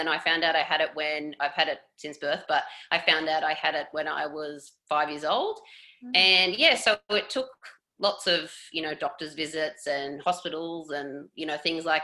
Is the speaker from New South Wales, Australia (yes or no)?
yes; Coffs Harbour, New South Wales, Australia; moved away as an adult; now in Toronto, Canada; I grew up in Coffs Harbour, so a little beach town, northern, mid-north coast, New South Wales.